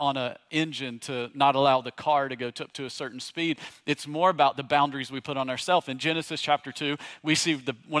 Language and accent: English; East Tennessee, United States; moved away; also born or lived in Virginia; I grew up in East Tennessee